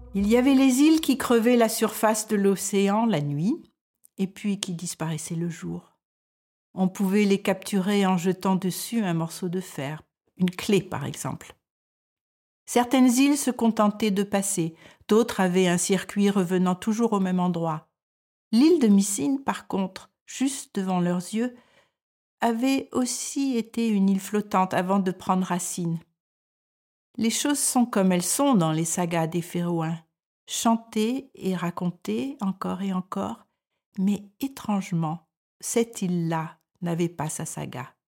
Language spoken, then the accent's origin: French; France; moved away as an adult; now in Denmark